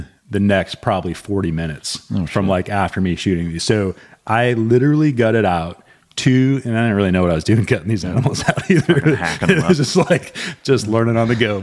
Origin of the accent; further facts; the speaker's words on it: Montana, United States; moved away as an adult; as a kid growing up in Montana.